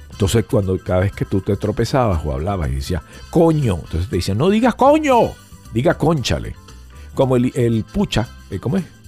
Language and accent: Spanish; Venezuela; now in Miami, United States; yo soy venezolano, no soy peruano